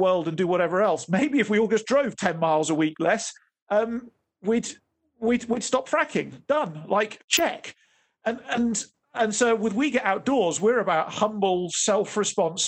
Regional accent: Oxfordshire, South East England, United Kingdom; moved away as an adult; now in Johannesburg, South Africa; I was brought up in Oxfordshire in the UK, and that was predominantly my base over the years.

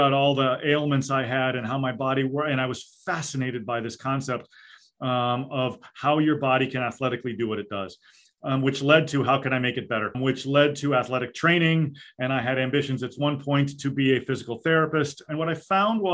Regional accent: Storrs, Connecticut, United States; moved away as an adult; also born or lived in Rhode Island; now in Maine, United States; professors at the University of Connecticut in Storrs, Connecticut, where I grew up

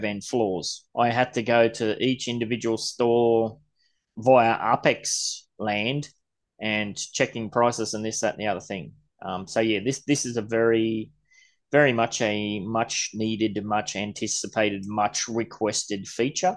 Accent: Gold Coast, Queensland, Australia; I'm from the Gold Coast

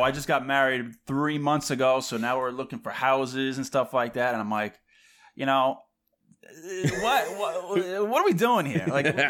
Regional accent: Long Island, New York, United States; moved away as an adult; now in Westchester, United States; we're both born and raised in Long Island, and then I recently just, or not recently, about 3 years ago, I moved up to Lower Westchester, so I'm right outside the city.

